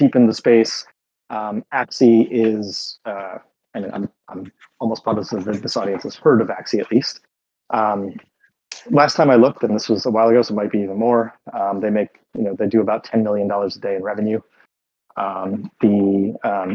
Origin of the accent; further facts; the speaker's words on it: United States; accent: American; now in Berlin, Germany; I live in Berlin, but I'm an American, as you can probably tell from my accent